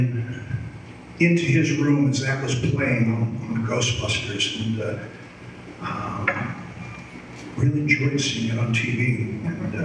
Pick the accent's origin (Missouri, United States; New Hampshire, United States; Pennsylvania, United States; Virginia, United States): New Hampshire, United States; moved away; I said, New Hampshire